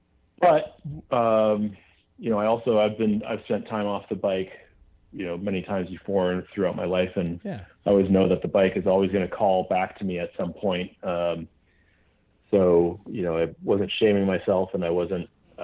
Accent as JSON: {"language": "English", "town": "Minneapolis", "region": "Minnesota", "country": "United States", "tie": "born or raised there", "moved": "yes", "lives_now": "Seattle, United States", "said": "living in like the rock and roll mecca of Seattle, you know, growing up in Minneapolis"}